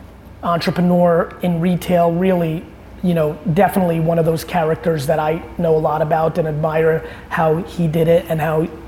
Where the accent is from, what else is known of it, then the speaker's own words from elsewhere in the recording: New Jersey, United States; also born or lived in Soviet Union; I moved to New Jersey in 1982 and grew up a really 1980s kid on the East Coast.